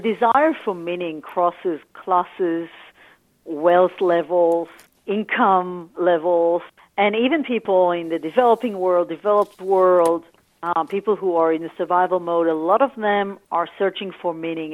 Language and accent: English; Tel Aviv, Tel Aviv District, Israel; moved away as an adult; now in Australia; I grew up in Tel Aviv